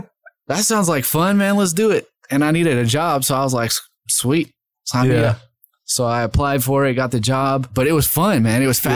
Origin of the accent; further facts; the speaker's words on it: Goodlettsville, Tennessee, United States; moved away as an adult; also born or lived in East Idaho; now in Boise, United States; Yeah, I grew up in Nashville, Tennessee.